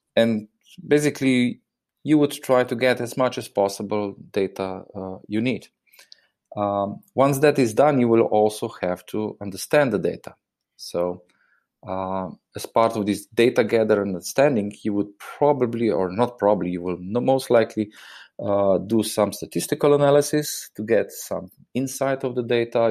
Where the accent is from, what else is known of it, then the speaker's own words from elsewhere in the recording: Slovenia; I'm obviously coming from Slovenia